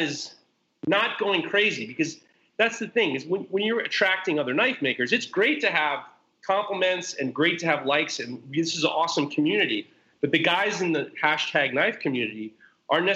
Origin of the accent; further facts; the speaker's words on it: Westchester, New York, United States; I'm from Westchester, New York. I'm from the Hudson Valley.